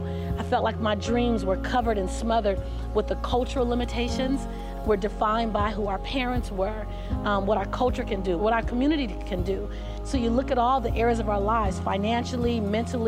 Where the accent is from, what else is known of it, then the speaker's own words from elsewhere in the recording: Los Angeles, California, United States; Born and raised in South Central Los Angeles, having three fights a week just to get home from